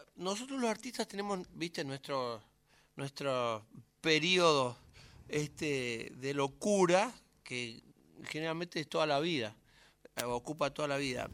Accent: Curuzú Cuatiá, Corrientes, Argentina; now in Buenos Aires, Argentina; Curuzú es mi infancia

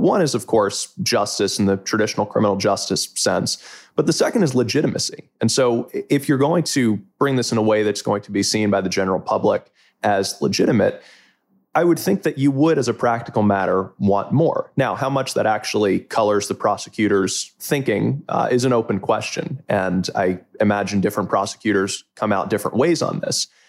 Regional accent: Closter, New Jersey, United States; I hail originally from Closter, New Jersey, from Bergen County

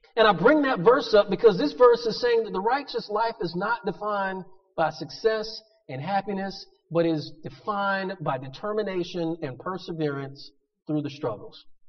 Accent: Pensacola, Florida, United States; growing up in Pensacola

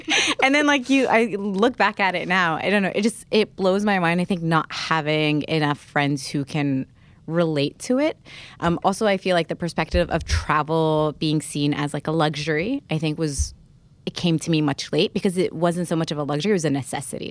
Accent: New Jersey, United States; also born or lived in Alexandria, Egypt; My New Jersey was pretty diverse

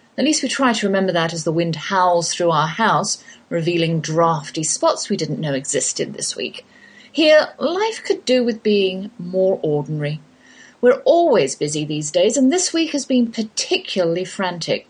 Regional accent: England, United Kingdom; accent: English; moved away as an adult; now in Texas, United States; that's my English accent you're hearing, though I've lived in the Lone Star State half my life.

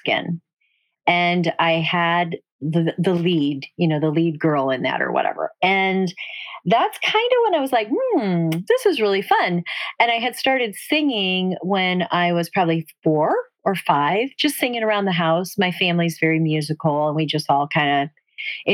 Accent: Illinois, United States; also born or lived in Nashville, Tennessee / New York / Los Angeles; now in Gainesville, United States; I'm Italian from Illinois

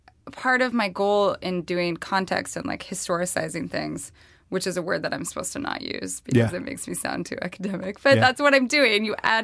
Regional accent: the West, United States; I'm from the West.

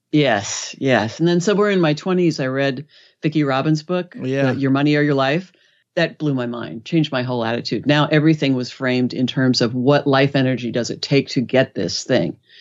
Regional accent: Los Angeles, California, United States; I'm from Los Angeles

